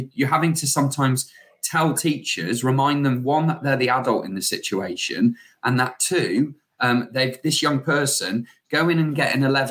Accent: Shrewsbury, West Midlands, United Kingdom; we're from Shrewsbury

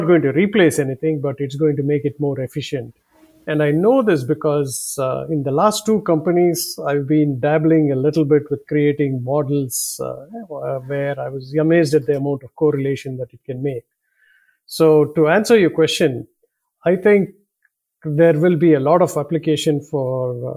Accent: India; accent: southern; now in United States; My previous life was in four other countries, including growing up in India

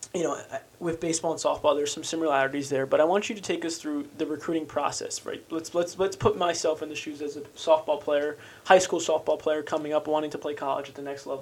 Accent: New Jersey, United States; We're from New Jersey

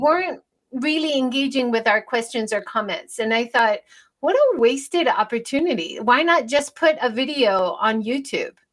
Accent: United States; now in Japan; I grew up in America

